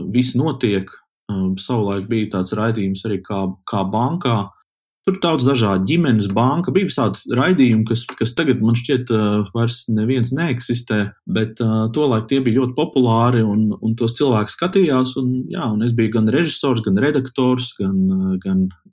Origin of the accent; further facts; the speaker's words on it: Kuldīga, Kurzeme, Latvia; esmu kuldīdznieks